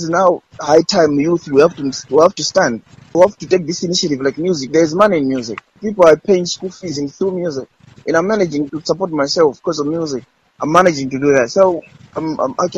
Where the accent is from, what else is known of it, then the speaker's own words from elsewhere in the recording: Balaka, Southern Region, Malawi; I was born in Baraka and raised in Baraka